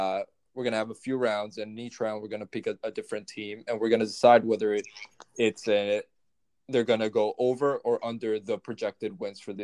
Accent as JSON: {"language": "English", "country": "El Salvador", "moved": "yes", "lives_now": "Boston, United States", "said": "I'm from El Salvador"}